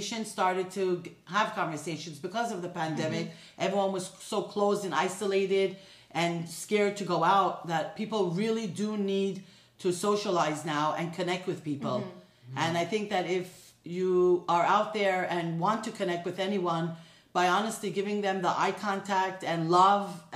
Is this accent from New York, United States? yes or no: yes; New York, United States; now in Los Angeles, United States; I grew up in New York